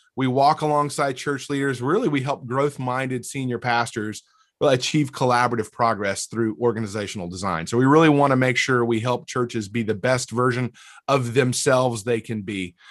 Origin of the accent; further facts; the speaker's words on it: North Alabama, United States; moved away as an adult; also born or lived in Mississippi State / Fort Myers, Florida / Dallas-Fort Worth area; now in Murfreesboro, United States; I grew up in North Alabama